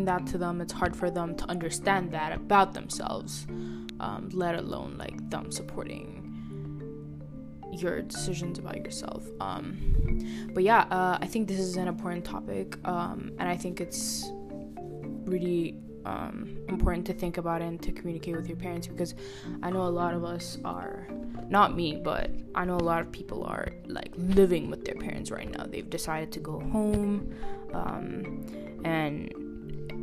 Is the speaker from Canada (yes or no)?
no; Ethiopia; moved away; I grew up in Ethiopia. We all grew up in Ethiopia